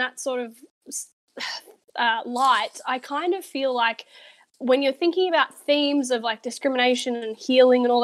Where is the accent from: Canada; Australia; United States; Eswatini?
Australia; I am an Australian